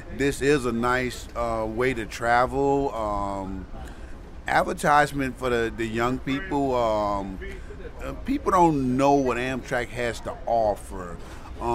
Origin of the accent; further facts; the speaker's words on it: Baton Rouge, Louisiana, United States; also born or lived in New Orleans, Louisiana; now in Chicago, United States; I was born in Baton Rouge, Louisiana